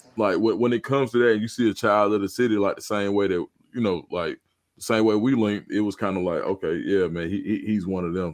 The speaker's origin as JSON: {"language": "English", "town": "Atlanta", "region": "Georgia", "country": "United States", "said": "I'm from Atlanta"}